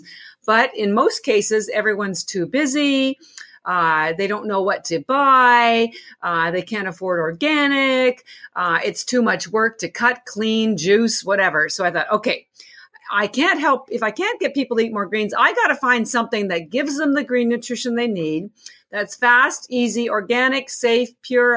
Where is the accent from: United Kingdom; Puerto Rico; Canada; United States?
Canada; moved away; I'm actually from Canada originally